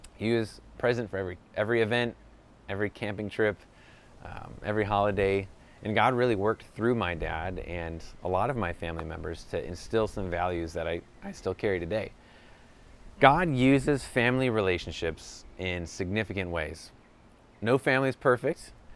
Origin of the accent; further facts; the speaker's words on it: New York, United States; moved away as an adult; now in Southern California, United States; I grew up in New York, now I live in Southern California